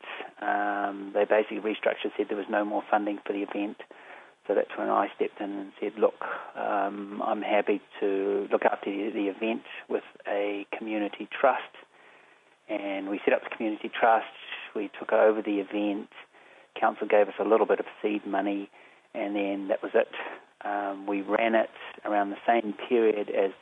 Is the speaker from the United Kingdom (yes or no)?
no; Auckland, New Zealand; I'm a Tongan Cook Island German, born and bred in Mount Roskill, Auckland, New Zealand.